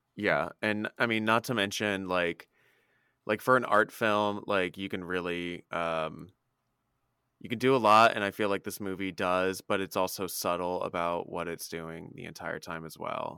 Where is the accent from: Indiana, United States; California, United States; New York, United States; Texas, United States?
Indiana, United States; Indianapolis; moved away; I was back in town in my hometown in Indy